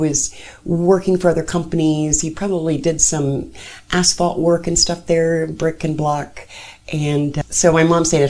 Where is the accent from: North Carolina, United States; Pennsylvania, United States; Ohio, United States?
Ohio, United States; Whitehall; now in Delaware, United States; I was born in Franklin County. {S0} Okay. {S1} And I lived in Franklin County until, actually, over on the east side in Whitehall.